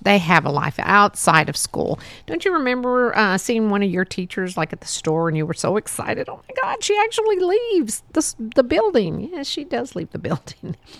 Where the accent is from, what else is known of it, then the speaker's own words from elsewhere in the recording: Texas, United States; it was fun growing up here in Texas.